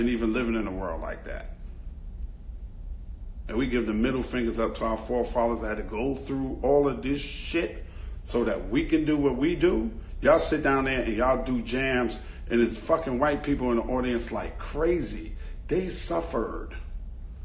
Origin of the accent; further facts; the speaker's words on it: New York City, New York, United States; also born or lived in Brooklyn, New York; I grew up in Queens. My mother moved us from Brooklyn to Queens, New York